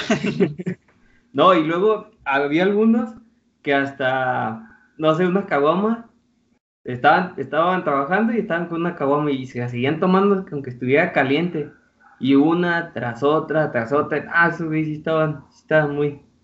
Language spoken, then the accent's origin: Spanish; Colima, Mexico; moved away as an adult; now in Querétaro, Mexico; Yo soy el topo de Colima, pero en Querétaro